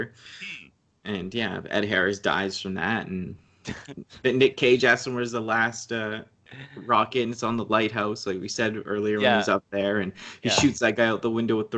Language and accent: English; Canada; as a kid, it was really impressionable as a Canadian